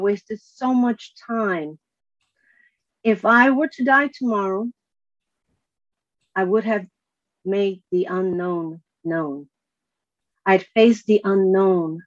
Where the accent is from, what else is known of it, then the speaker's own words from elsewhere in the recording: Chicago, Illinois, United States; now in California, United States; I was born and raised in Chicago